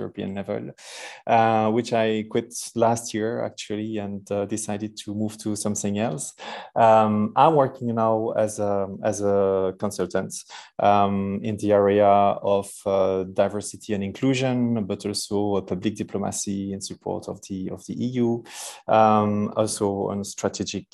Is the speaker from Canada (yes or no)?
no; Verviers, Wallonia, Belgium; accent: heavy French accent; English is a second language; also born or lived in Brussels; I was born in Belgium. I'm Belgium, still living in Belgium. I'm between my home city, which is Verviers in east of Belgium